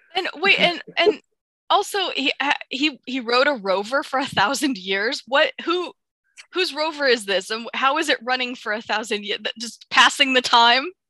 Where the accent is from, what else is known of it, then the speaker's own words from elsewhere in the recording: United States; I'm going to talk just as an American